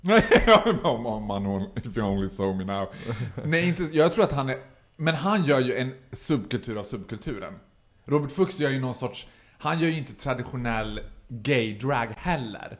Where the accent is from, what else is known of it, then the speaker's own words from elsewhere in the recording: Borlänge, Dalarna County, Sweden; now in Stockholm, Sweden; jag är född och uppvuxen i Borlänge och höll på med drag när jag bodde där